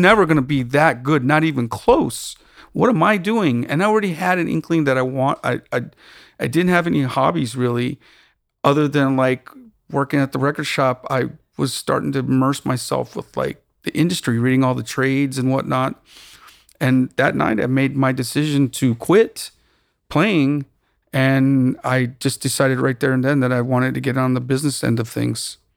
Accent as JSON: {"language": "English", "town": "Tucson", "region": "Arizona", "country": "United States", "tie": "born or raised there", "also_born_or_lived": "Austin / New York", "moved": "as an adult", "lives_now": "Los Angeles, United States"}